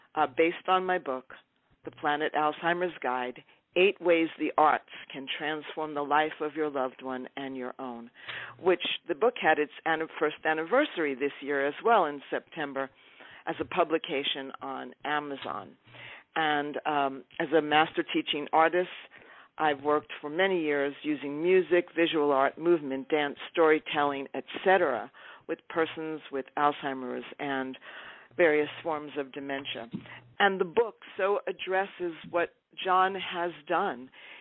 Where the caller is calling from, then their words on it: Topanga, California, United States; I'm calling from Topanga, California.